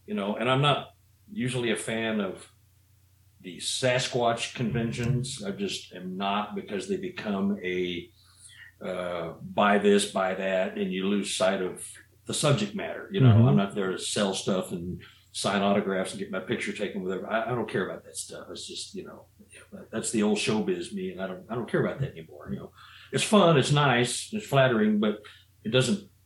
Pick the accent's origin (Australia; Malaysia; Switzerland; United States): United States; Missouri; I'm from Missouri